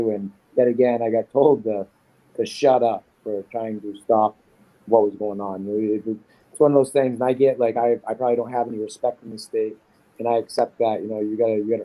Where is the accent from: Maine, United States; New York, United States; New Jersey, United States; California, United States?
Maine, United States; now in Rhode Island, United States; I'm from Maine